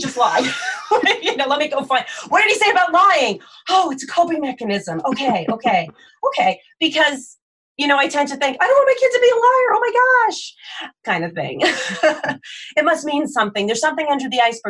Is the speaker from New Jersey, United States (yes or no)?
yes; New Jersey, United States; moved away; I'm originally from New Jersey, which is very densely populated